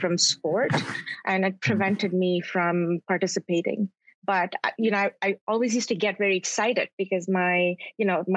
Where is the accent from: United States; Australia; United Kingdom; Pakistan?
Pakistan; Karachi, Sindh; now in Toronto, Canada; I grew up in Karachi, then I continued to grow up in Toronto